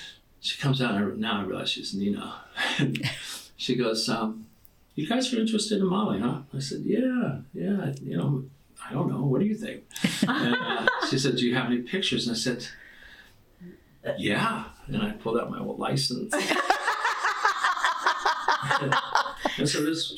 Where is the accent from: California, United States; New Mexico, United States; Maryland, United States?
California, United States; Orange County; moved away as an adult; now in Coeur d'Alene, United States; I grew up in Orange County